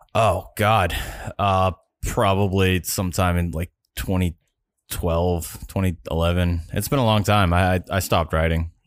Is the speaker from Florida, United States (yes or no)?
yes; Florida, United States; I grew up in Florida